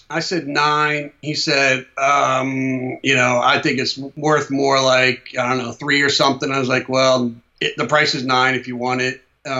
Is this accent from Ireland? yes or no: yes; Ireland; Oh, yeah. I'm Irish.